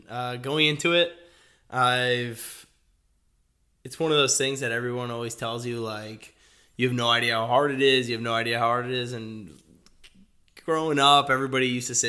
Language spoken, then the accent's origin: English; Fort Lauderdale, Florida, United States; Originally from Fort Lauderdale. My family is originally from Peru.